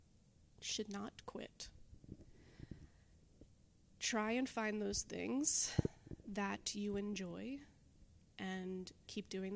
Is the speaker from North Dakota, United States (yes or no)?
no; Levittown, New York, United States; also born or lived in Delaware; now in Long Beach, United States; On Long Island, so I grew up in Levittown